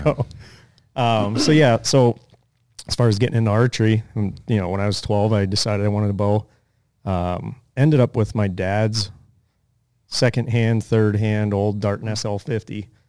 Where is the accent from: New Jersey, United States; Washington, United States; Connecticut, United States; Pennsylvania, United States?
Pennsylvania, United States; moved away as an adult; also born or lived in Colorado / Arizona / Nevada; when we were growing up in Pennsylvania